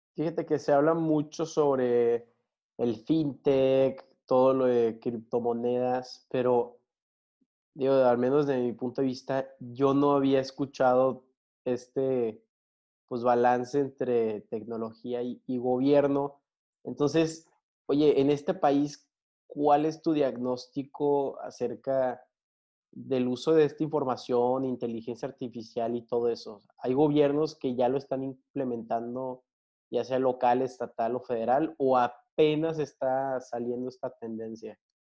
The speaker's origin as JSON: {"language": "Spanish", "region": "Tamaulipas", "country": "Mexico", "said": "de Tamaulipeco a Tamaulipeco"}